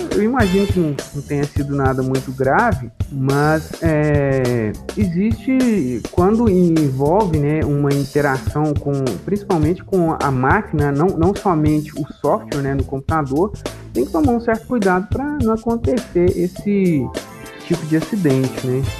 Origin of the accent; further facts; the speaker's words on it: Bambuí, Minas Gerais, Brazil; eu sou daqui de Bambuí mesmo, inclusive, né, eu cresci, inclusive, na zona rural